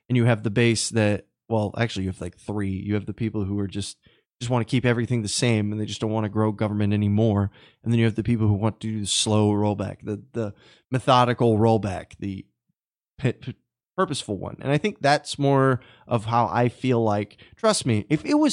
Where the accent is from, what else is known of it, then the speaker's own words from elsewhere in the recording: Texas, United States; Uh, Ryan, I, I'm I'm from Texas.